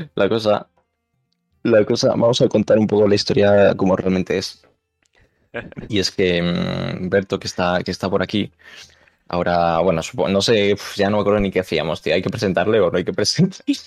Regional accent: Galicia, Spain; moved away; yo soy gallego

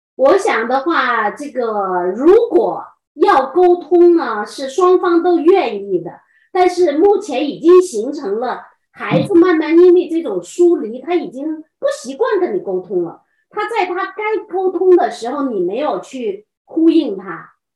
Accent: China; moved away as an adult; now in Pennsylvania, United States; 我们中国人

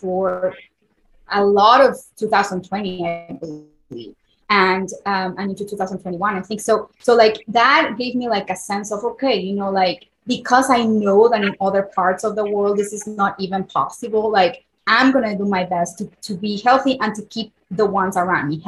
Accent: Puebla, Mexico; born or raised there; first language Spanish; English is a second language; moved away as an adult; now in United States

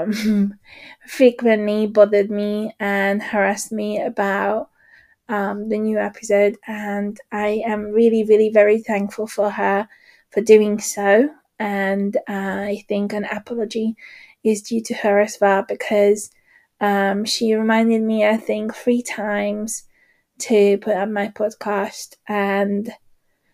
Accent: Hungary; moved away; I grew up in Hungary

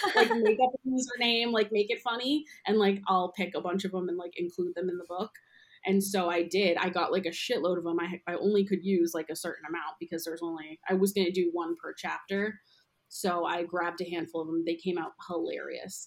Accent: outside Boston, Massachusetts, United States; moved away as an adult; now in New York City, United States; I'm from outside the city, and then I moved to Boston. I went to school there and went to college there

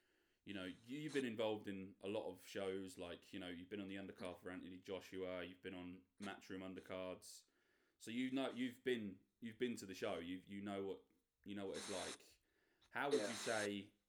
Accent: the Fens, East of England, United Kingdom; We're from the Fens

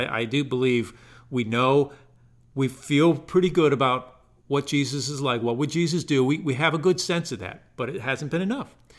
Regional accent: Woodstock, Connecticut, United States; moved away as an adult; now in Greenwood, South Carolina, United States; I grew up in Connecticut in a rural northeast corner, uh, it's called the, the quiet corner.

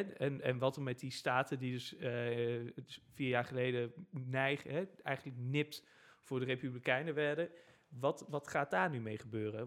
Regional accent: Netherlands; wij Nederlanders

